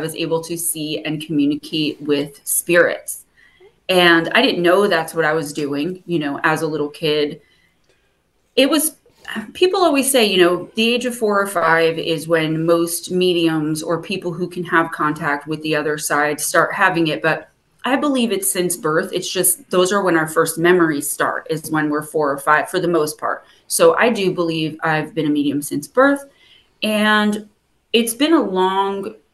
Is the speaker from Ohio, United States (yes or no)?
no; New Jersey, United States; accent: Jersey; I love my Jersey accent